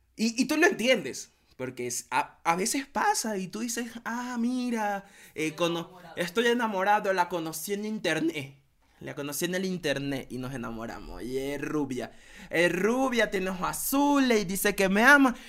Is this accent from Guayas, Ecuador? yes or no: yes; Guayaquil, Guayas, Ecuador; somos de Guayaquil